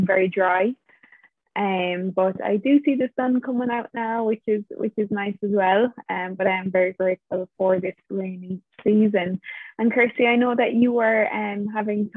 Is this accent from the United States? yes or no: no; Ireland; now in Portugal; I'm originally from Ireland, but in this moment, I am in Portugal.